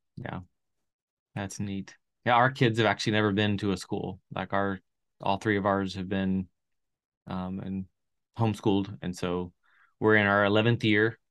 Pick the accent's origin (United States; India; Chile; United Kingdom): Chile; moved away; I grew up in South America and Chile